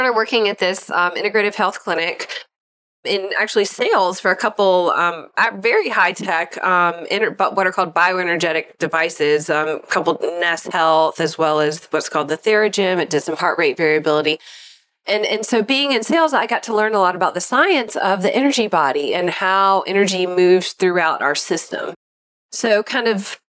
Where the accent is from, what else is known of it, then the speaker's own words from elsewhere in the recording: Yadkin County, North Carolina, United States; also born or lived in Jackson, Mississippi; I'm originally from Jackson, Mississippi. I grew up in Yakin County, North Carolina, most of my life